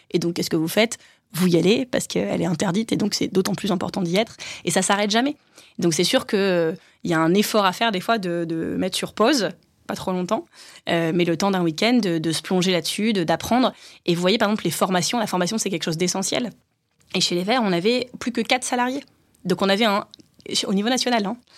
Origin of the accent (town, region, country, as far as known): Hénin-Beaumont, Hauts-de-France, France; born or raised there